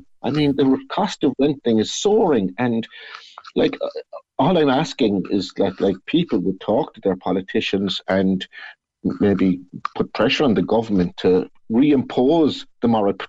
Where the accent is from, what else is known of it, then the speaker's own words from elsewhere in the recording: Blackpool, North West England, United Kingdom; it's absolutely great because I have people I grew up with in Blackpool there around me, and it's just home, you know.